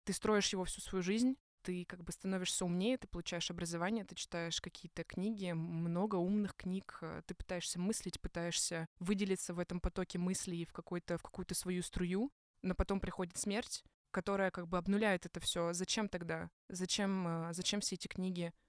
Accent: Ozersk, Chelyabinsk Oblast, Russia; moved away; я приехала на лето в, в Озерск, где я родилась, на Урале

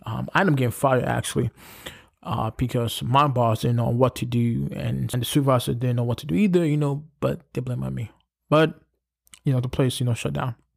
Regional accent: New York City, New York, United States; I come from Brooklyn

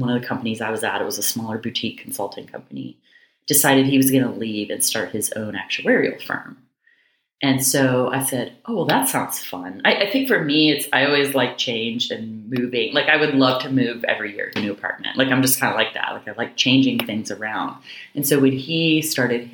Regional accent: Seattle area, Washington, United States; moved away as an adult; also born or lived in New York / Jacksonville, Florida / Chicago / Kentucky; I'm actually from the Seattle area. I grew up in a small town, probably 3,000 people or so.

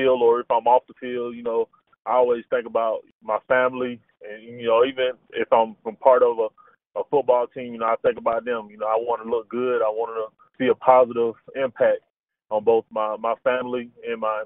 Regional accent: Carrollton, Georgia, United States; I'm from Carrollton, Georgia, man. I grew up at Carrollton

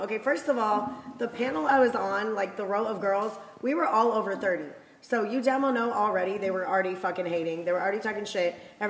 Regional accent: Detroit, Michigan, United States; now in Scottsdale, United States; I live in Scottsdale, Arizona. I'm from Detroit. I'm 32 years old.

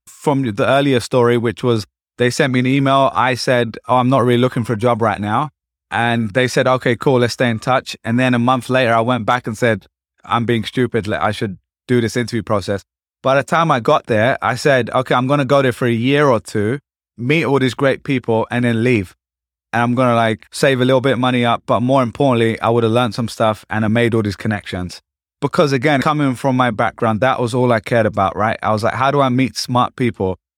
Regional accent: London, United Kingdom; moved away as an adult; also born or lived in Essex; now in New York, United States; I'm from East London

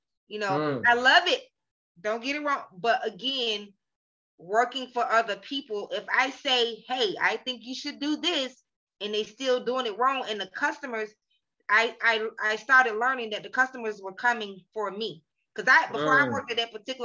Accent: Atlanta, Georgia, United States; I'm from Atlanta.

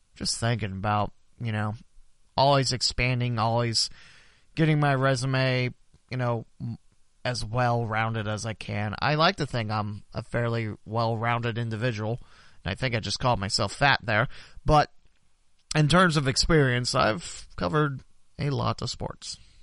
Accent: West Alexandria, Ohio, United States; I'm from West Alex

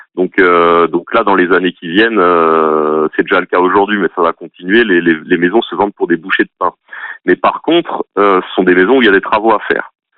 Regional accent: Alsace, Grand Est, France; moved away as an adult; now in Nièvre, France; je viens d'Alsace à la base

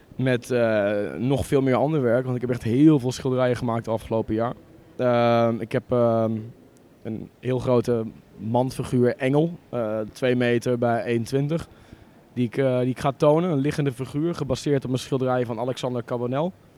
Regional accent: Borne, Overijssel, Netherlands; moved away as an adult; also born or lived in Enschede; ik kom uit een dorpje in, uh, in Twente, Borne

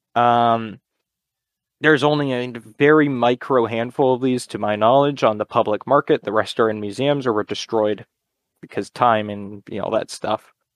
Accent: Connecticut, United States; I'm from Connecticut in the United States

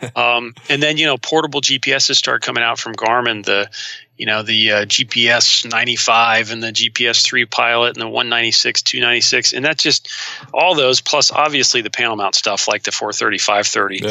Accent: Ohio, United States; also born or lived in North Carolina; my home state

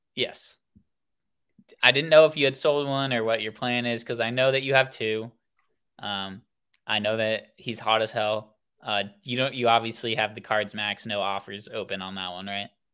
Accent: Oakland, California, United States; I am born and raised in Oakland, California

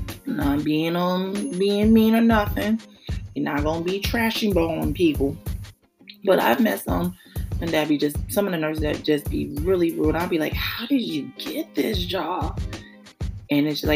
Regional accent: New York City, New York, United States; My hometown, New York City, Brooklyn, New York

